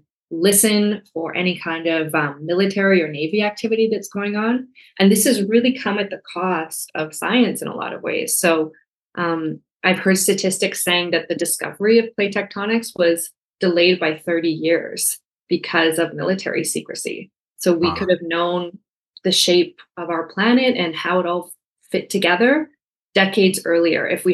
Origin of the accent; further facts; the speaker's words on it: Canada; I'm Canadian.